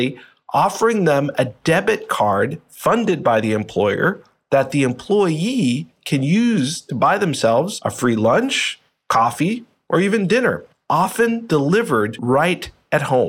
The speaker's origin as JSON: {"language": "English", "town": "Boston", "region": "Massachusetts", "country": "United States", "tie": "born or raised there", "said": "I actually grew up in the Boston area."}